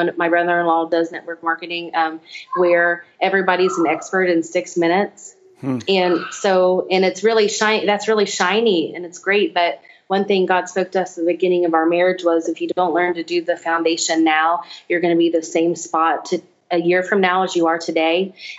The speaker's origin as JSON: {"language": "English", "region": "Louisiana", "country": "United States", "said": "We're from Louisiana. We need some crawfish."}